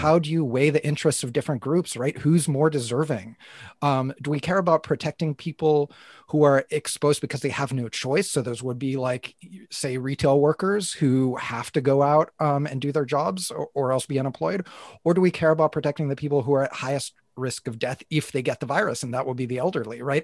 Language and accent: English; United States; moved away; I'm from the U S, I'm not Canadian